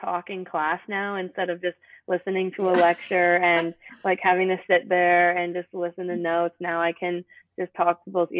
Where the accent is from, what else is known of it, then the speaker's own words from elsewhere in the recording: Winnipeg, Manitoba, Canada; moved away as an adult; now in South Dakota, United States; I am originally from Winnipeg, Manitoba, up in Canada, but came down to the University of South Dakota to do my undergraduate degree